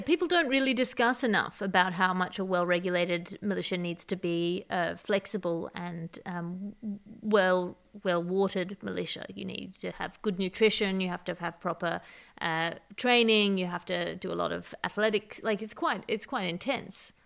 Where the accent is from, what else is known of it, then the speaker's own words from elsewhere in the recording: Australia; as an Australian